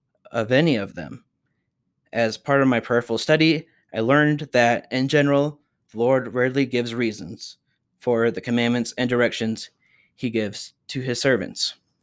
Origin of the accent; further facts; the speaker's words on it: Utah, United States; also born or lived in Chicago / Washington, D.C.; almost invisible to me as I grew up in Utah, was a frequent subject of my conversations in my life in Chicago and Washington, D.C.